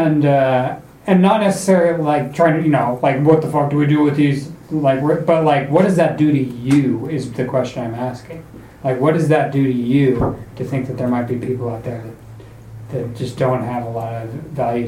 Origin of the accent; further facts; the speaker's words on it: North Idaho, United States; I grew up in North Idaho